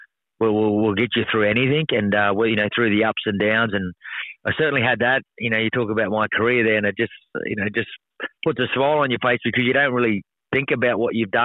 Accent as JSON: {"language": "English", "town": "Mount Isa", "region": "Queensland", "country": "Australia", "tie": "born or raised there", "moved": "yes", "said": "It's my hometown. I still call it my hometown. It was a great place to grow up."}